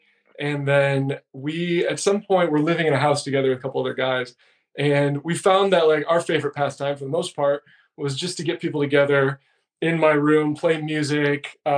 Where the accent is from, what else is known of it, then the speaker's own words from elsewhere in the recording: Lake Orion, Michigan, United States; moved away as an adult; also born or lived in Chicago; I grew up in a suburb of Detroit, Lake Orion.